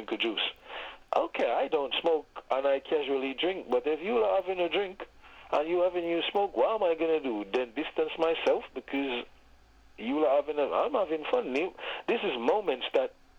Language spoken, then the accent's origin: English; Jamaica; moved away; growing up in Jamaica